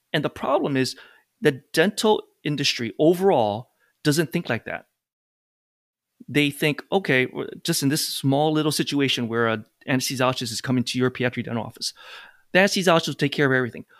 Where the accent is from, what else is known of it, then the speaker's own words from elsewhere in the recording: Hawaii, United States; now in New York, United States; I'm actually from Hawaii. Came to New York, met my wife, and never left since then.